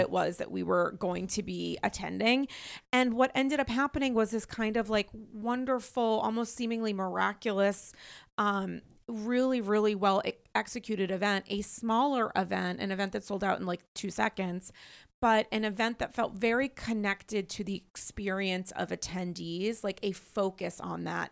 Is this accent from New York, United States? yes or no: yes; New York, United States; as a New Yorker